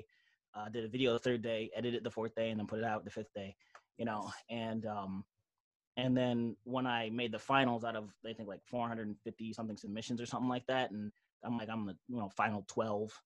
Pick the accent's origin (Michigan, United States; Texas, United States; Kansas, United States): Michigan, United States; Auburn Hills; I'm from the Mitt, Michigan. Those don't know, Auburn Hills